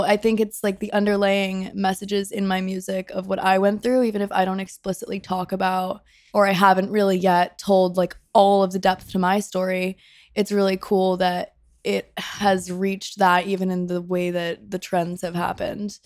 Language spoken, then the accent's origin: English; Rhode Island, United States; moved away as an adult; I'm from Rhode Island. I moved here in twenty seventeen, a week after I graduated high school.